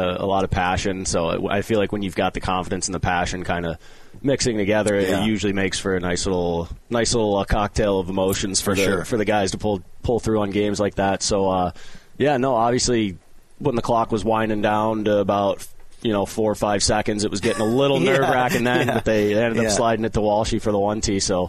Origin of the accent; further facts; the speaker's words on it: St. Louis, Missouri, United States; moved away; I grew up in South County, about 15 minutes south of the city